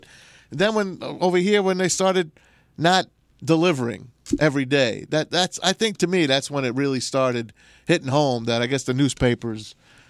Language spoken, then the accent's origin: English; New York City, New York, United States; now in Detroit, United States; I'm from New York City.